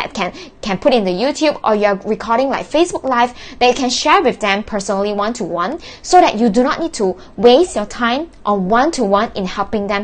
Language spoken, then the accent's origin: English; Malaysia; I was born in June and from Malaysia